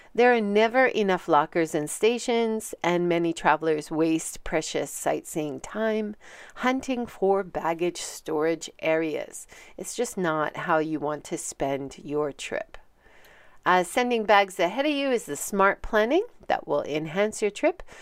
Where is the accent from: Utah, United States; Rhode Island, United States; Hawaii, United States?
Hawaii, United States; moved away as an adult; now in Hiroshima, Japan; I'm originally from Hawaii, and I've been living for a very long time, twenty-seven years, in Hiroshima.